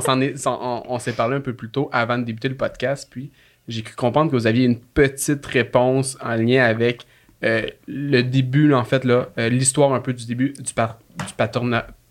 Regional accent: Laurentides, Quebec, Canada; je viens d'un petit village des Laurentides

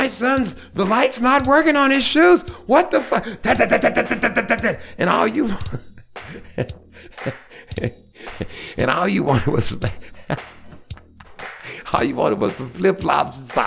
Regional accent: Shreveport, Louisiana, United States; I'm from Shreveport

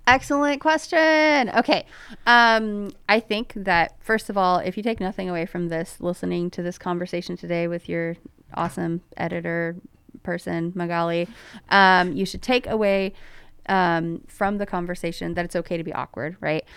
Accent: Placerville, California, United States; when I was growing up in Placerville in, um, in the nineties

